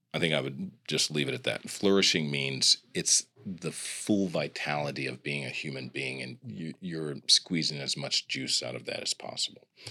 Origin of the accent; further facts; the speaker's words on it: Kansas City, United States; also born or lived in Grinnell, Iowa; I'm from the Midwest. I'm from Kansas City